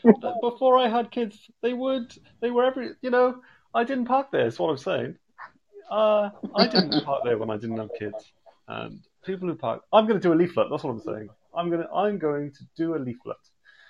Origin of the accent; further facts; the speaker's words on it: United Kingdom; Yes, we are British.